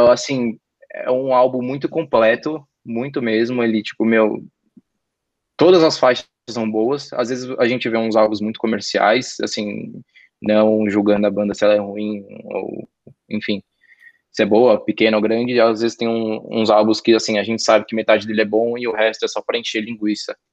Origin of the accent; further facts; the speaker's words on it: Brazil; sendo brasileiro